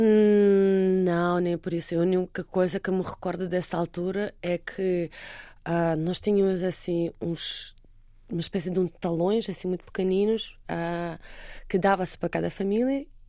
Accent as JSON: {"language": "Portuguese", "country": "Russia", "tie": "born or raised there", "moved": "yes", "lives_now": "Portugal", "said": "eu sou russa"}